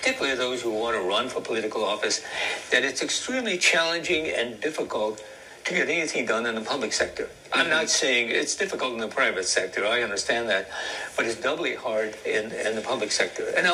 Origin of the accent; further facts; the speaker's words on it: Maine, United States; also born or lived in Thailand; now in South Bend, United States; my growing up in Maine